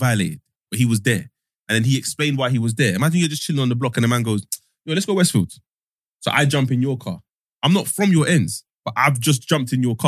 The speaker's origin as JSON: {"language": "English", "region": "London", "country": "United Kingdom", "also_born_or_lived": "Stonebridge, London", "said": "I'm from Mitchell Brook. But it's in the middle of like Church Road"}